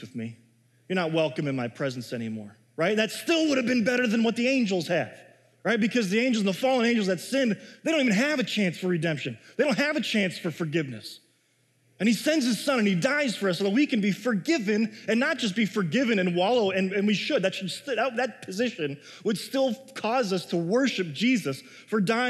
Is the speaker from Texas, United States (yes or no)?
no; Chicago, Illinois, United States; now in Minnesota, United States; I grew up in Chicago